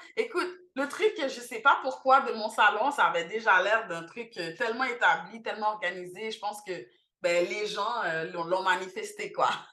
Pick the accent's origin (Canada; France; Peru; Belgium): Canada; Montreal, Quebec; also born or lived in Haiti; je suis née ici à Montréal, donc de 0 à 9 ans, donc de 92 à 2001.